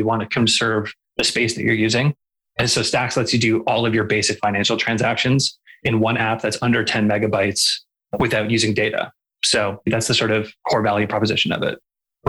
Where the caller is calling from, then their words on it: Calgary, Alberta, Canada; I'm calling in from Calgary, which is in the Treaty 7 region of Southern Alberta.